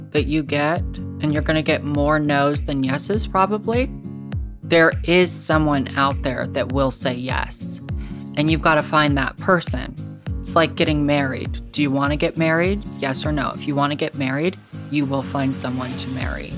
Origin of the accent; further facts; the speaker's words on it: Seattle, Washington, United States; I actually was born and raised in Seattle